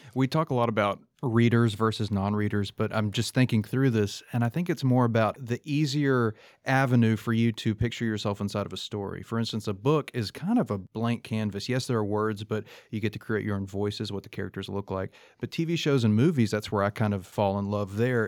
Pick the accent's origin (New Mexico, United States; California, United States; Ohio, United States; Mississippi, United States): Mississippi, United States; Columbus; I have fond memories growing up in Columbus, Mississippi